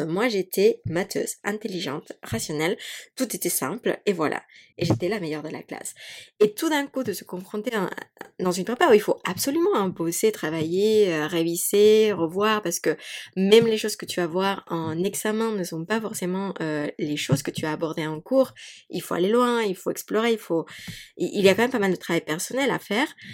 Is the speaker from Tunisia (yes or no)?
no; Mexico; French is a second language; moved away; moi j'ai grandi, donc j'ai grandi au Mexique